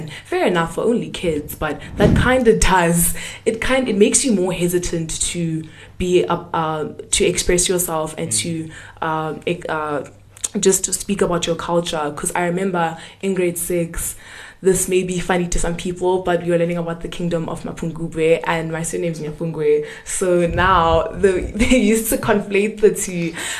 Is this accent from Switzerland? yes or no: no; Zimbabwe; now in South Africa; the fact that I'm Zimbabwean, or to try and make me feel different or somehow about the fact that I'm not from South Africa, well, by culture, by birth, guys, my papers say my papers are South African.